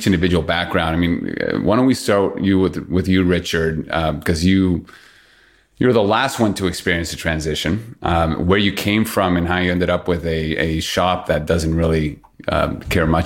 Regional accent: Peru; my background is born and raised in Peru.

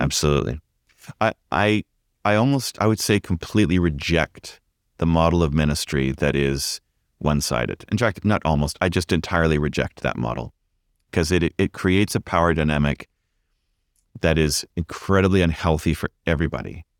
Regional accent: Vancouver, British Columbia, Canada; also born or lived in Ontario; now in Vancouver, Canada; I grew up in Vancouver

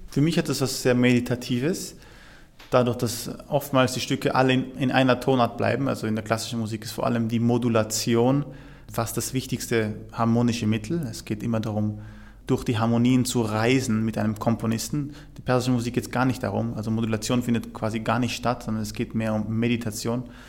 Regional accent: Vorarlberg, Austria; moved away; also born or lived in Basel; ich bin ja in Vorarlberg aufgewachsen

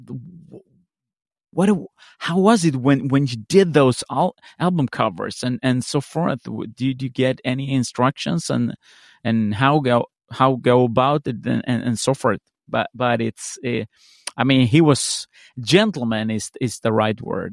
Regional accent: Sweden; I'm from Sweden

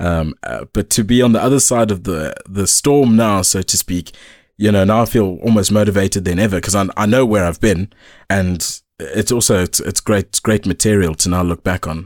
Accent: Eastern Cape, South Africa; growing up in the Eastern Cape, it's, it's an interesting one

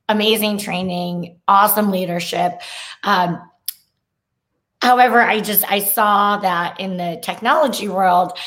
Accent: San Francisco Bay Area, California, United States; moved away; also born or lived in Chapel Hill, North Carolina; I am from the Bay Area

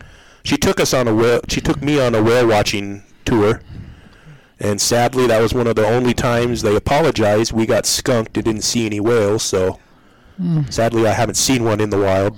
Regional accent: Englewood, Colorado, United States; I was raised in Englewood

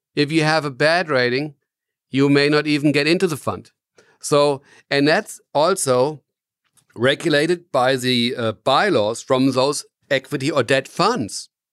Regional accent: Germany; I'm from Germany, and I'm founder and C E O of Cometis

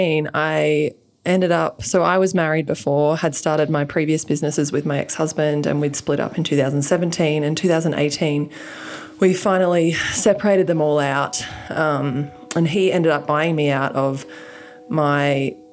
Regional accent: Australia; moved away as an adult; now in United States; I'm from Australia. I have a funny accent.

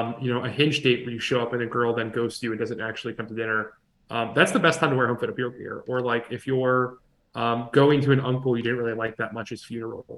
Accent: United States

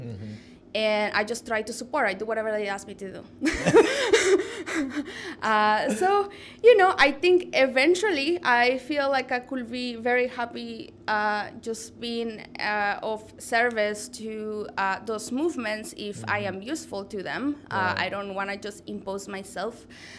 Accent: United States; my hometown in the United States was the birth of one of the most radical like communist labor movements.

